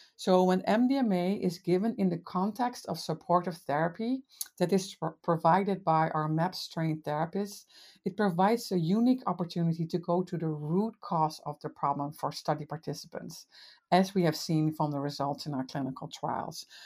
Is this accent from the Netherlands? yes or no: yes; Netherlands; moved away as an adult; now in United States; I'm from the Netherlands originally. I've been in the States for twenty